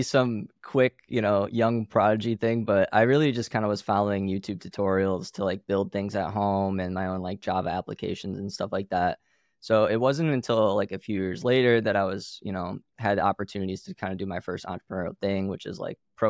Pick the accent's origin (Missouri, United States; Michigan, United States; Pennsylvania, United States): Michigan, United States; Pinckney; So I grew up in a little farm town in Michigan, known as Pinckney, Michigan.